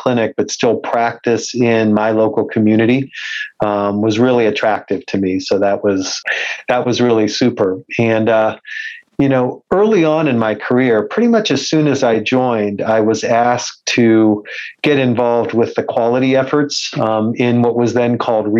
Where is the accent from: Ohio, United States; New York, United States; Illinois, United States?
Ohio, United States; Youngstown; moved away as an adult; also born or lived in Cleveland, Ohio; now in London, United Kingdom; I'm from Youngstown, Ohio originally